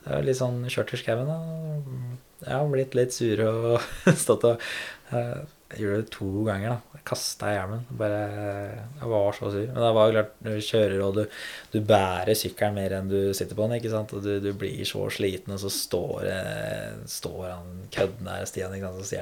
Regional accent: Rælingen, Akershus, Norway; Ja, jeg er fra Rælingen, da. Lillestrøm.

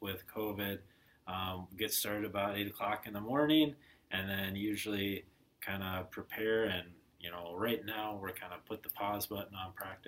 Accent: Ankeny, Iowa, United States; now in Billings, United States; originally from Ankeny, Iowa

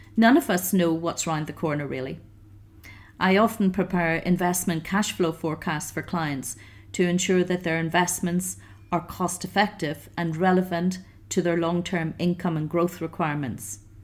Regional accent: Ireland; moved away as an adult; now in Algarve, Portugal; I'm an Irish redhead

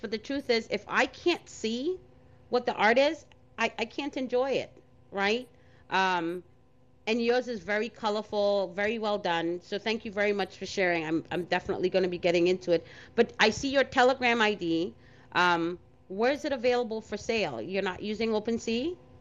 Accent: New York City, New York, United States; as a kid growing up in Brooklyn

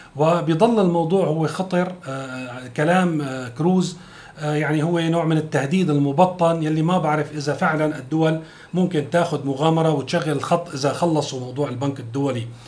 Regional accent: Syria; نحن كسوريين

